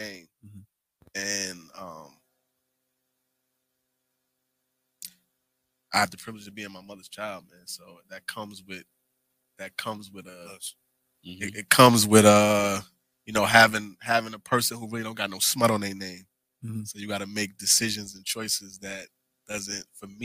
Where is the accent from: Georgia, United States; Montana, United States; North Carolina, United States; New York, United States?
New York, United States; New York City; I grew up in the 40 my whole life.